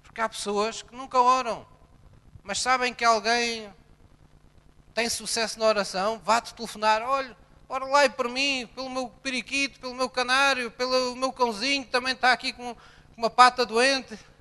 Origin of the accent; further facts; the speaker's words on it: Portugal; quando nascemos em Portugal, recebemos uma nova cidadania